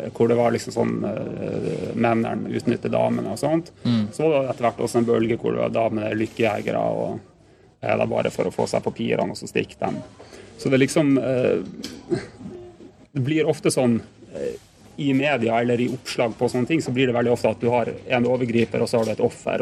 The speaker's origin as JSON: {"language": "Norwegian", "town": "Tromsø", "region": "Troms", "country": "Norway", "said": "nå er jeg fra Tromsø"}